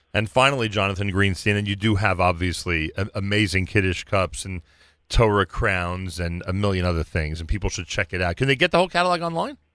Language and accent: English; Newark, New Jersey, United States; moved away as an adult; also born or lived in Lower East Side, New York; now in New York, United States; I grew up in Newark, New Jersey